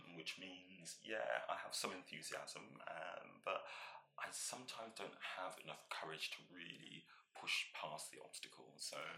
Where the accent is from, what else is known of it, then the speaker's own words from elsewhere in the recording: Northampton, East Midlands, United Kingdom; I was born in Northampton, which, as many people know, is the home of shoe manufacturing in the UK